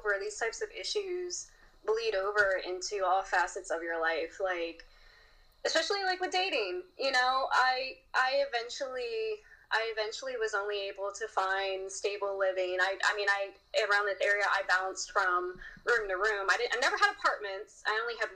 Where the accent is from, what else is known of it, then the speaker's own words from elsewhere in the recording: Maryland, United States; moved away as an adult; now in Virginia, United States; I grew up in Maryland